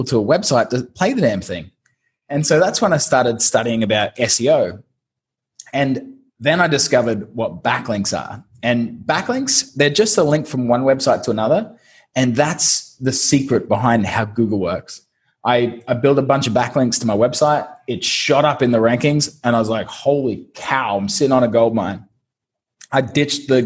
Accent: Brisbane, Queensland, Australia; moved away as an adult; also born or lived in London; now in Saigon, Vietnam; I'm originally from Brisbane, Australia

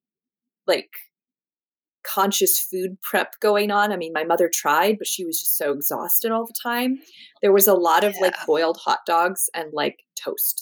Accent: Ashland, Oregon, United States; moved away as an adult; now in Southern California, United States; So I grew up in Southern Oregon, in Ashland, Oregon.

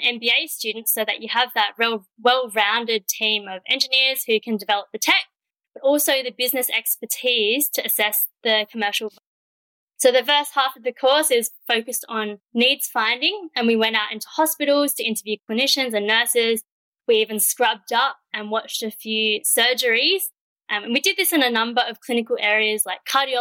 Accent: Perth, Western Australia, Australia; moved away as an adult; also born or lived in Melbourne; I grew up in Perth and I went straight into a Bachelor of Science at the University of Western Australia

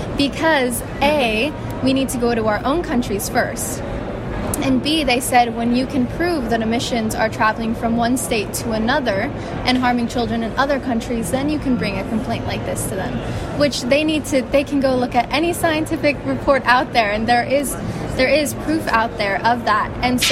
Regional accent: New York City, New York, United States; I am from New York City and I'm from the United States.

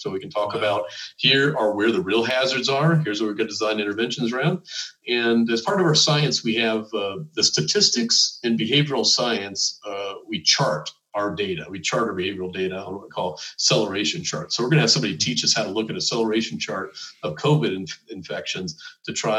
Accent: United States; as an American

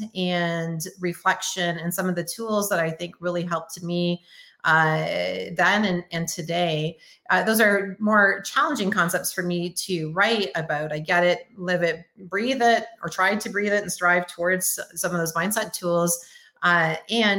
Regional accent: Canada; also born or lived in Windsor, Ontario; now in Oklahoma, United States; I'm Canadian

